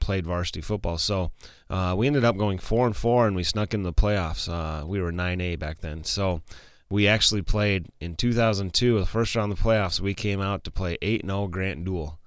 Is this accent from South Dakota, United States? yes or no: yes; Martin, South Dakota, United States; I was born in Martin, South Dakota.